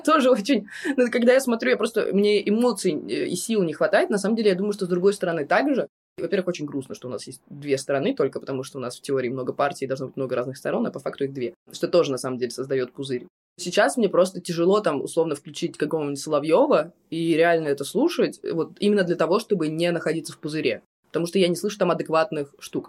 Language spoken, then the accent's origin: Russian; Russia; also born or lived in Moscow; я из России